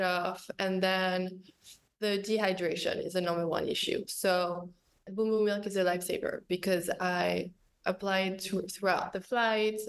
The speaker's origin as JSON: {"language": "English", "town": "Paris", "region": "Île-de-France", "country": "France", "said": "I'm coming from Paris with like neighborhood life"}